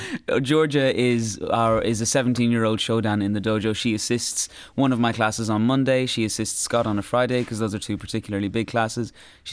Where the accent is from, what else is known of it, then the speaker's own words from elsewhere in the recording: Ireland; I think with being Irish as well, there's sort of like. We have a sense of not sticking your neck out.